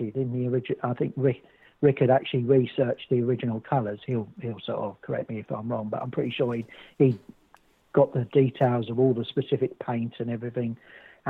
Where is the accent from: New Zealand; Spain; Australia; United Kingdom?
United Kingdom; London; where I was born and raised in Barnes.